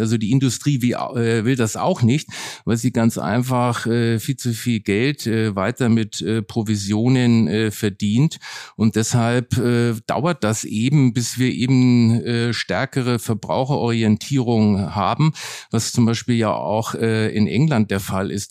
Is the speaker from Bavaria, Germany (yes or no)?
yes; Nuremberg, Bavaria, Germany; now in Berlin, Germany; Nürnberg bleibt meine Heimatstadt